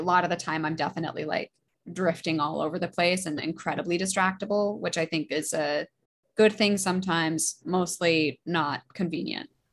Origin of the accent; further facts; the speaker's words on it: Alaska, United States; also born or lived in Boston; now in New York, United States; I'm from Alaska